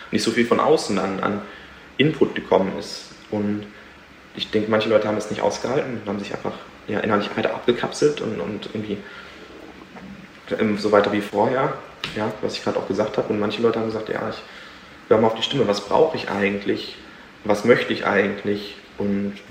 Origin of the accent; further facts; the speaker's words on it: Germany; das sind wir auch als Deutsche doch gar nicht gewöhnt.